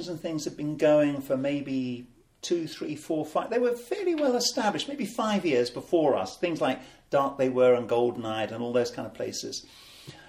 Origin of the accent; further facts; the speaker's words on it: United Kingdom; we're neither American, we're not European, we are unique